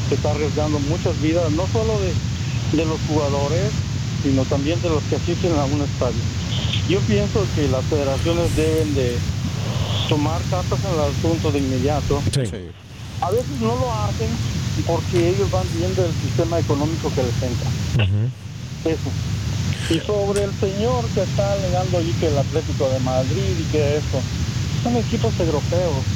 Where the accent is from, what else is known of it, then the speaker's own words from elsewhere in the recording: Guatemala; now in California, United States; yo soy de Guatemala